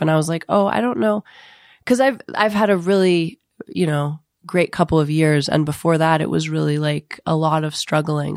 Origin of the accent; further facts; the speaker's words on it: Ohio, United States; moved away; I'm from Ohio